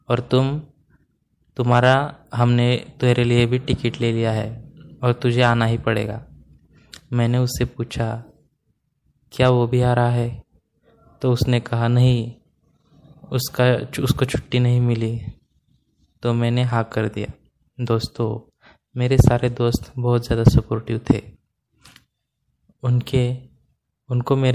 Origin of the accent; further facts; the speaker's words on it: Ahmedabad, Gujarat, India; moved away as an adult; now in Hyderabad, India; मैं अहमदाबाद का रहने वाला हूँ और मेरी उम्र 25 साल है दोस्तों मैं एक वेब डेवलपर हूँ मैं पिछले दो सालों से हैदराबाद में शिफ्ट हुआ हूँ अहमदाबाद में मेरा बचपन स्कूल कॉलेज का समय बीता था